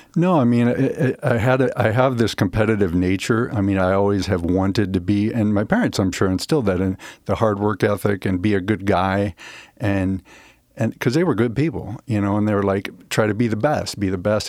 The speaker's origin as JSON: {"language": "English", "town": "Omaha", "region": "Nebraska", "country": "United States", "tie": "born or raised there", "also_born_or_lived": "Denver, Colorado / Nashville", "moved": "as an adult", "said": "I grew up in the Midwest, uh, Omaha, Nebraska"}